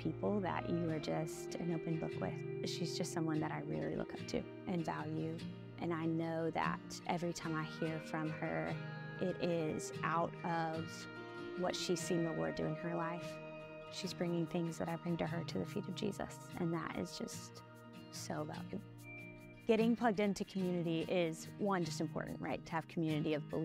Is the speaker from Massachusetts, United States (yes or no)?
no; Joplin, Missouri, United States; moved away as an adult; also born or lived in Arkansas; I am originally from Joplin, Missouri. Grew up there most of my life